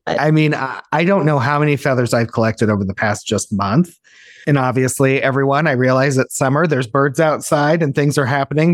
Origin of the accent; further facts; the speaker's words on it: Illinois, United States; moved away; Amber and I grew up together in Illinois